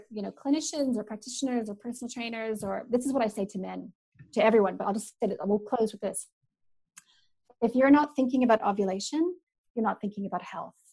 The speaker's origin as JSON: {"language": "English", "country": "Canada", "lives_now": "New Zealand", "said": "we have both grizzly bears and black bears, and where I'm from in Canada, and I've encountered both"}